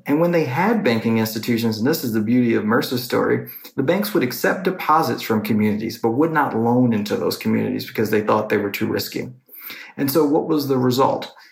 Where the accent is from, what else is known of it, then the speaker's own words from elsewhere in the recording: New York City, New York, United States; now in Washington, D.C., United States; I'm from New York City and I'm living in Washington, D.C.